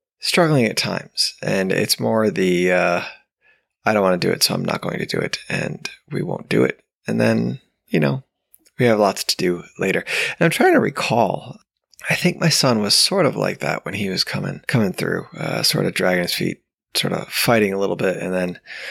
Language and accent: English; New York, United States; now in Georgia, United States; Growing up in New York